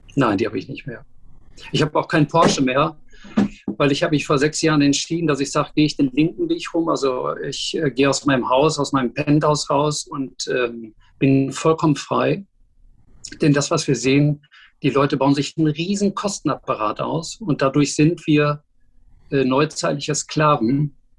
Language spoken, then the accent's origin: German; Dortmund, North Rhine-Westphalia, Germany; moved away as an adult; also born or lived in Düsseldorf; now in Hamburg, Germany; Ich bin Dortmunder Junge, zuletzt habe ich in Düsseldorf gewohnt, in Kaiserswerth